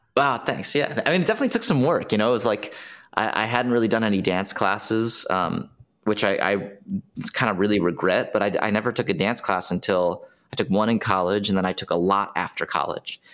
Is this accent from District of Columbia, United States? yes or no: yes; Washington, District of Columbia, United States; I'm from D C, Washington, D C